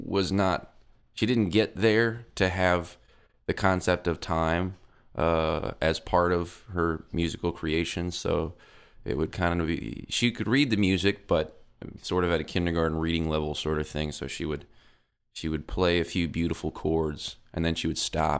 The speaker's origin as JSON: {"language": "English", "town": "Metairie", "region": "Louisiana", "country": "United States", "tie": "born or raised there", "said": "Grew up in Metairie, which is the suburb just outside of New Orleans"}